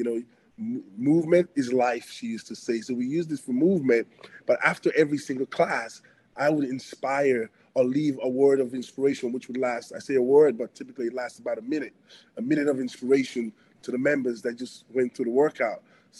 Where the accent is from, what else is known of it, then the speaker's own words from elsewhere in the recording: Antwerp, Flanders, Belgium; born there; I was born in Belgium, Belgium, Antwerp, but my parents were from West Africa in Benin, Edo State, West Africa.